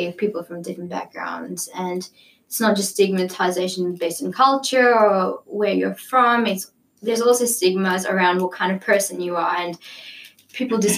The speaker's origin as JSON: {"language": "English", "country": "Pakistan", "moved": "yes", "lives_now": "Australia", "said": "I'm from Pakistan."}